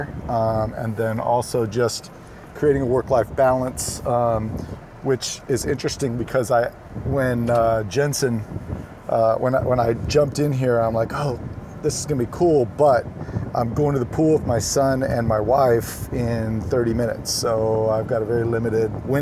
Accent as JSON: {"language": "English", "town": "Sacramento", "region": "California", "country": "United States", "tie": "born or raised there", "said": "I grew up in Sacramento, so as one Sactown kid to another"}